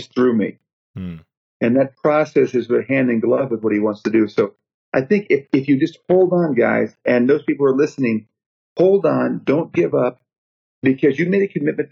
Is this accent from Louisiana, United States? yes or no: no; outside Chicago, Illinois, United States; now in Bowie, Maryland, United States; I was raised outside Chicago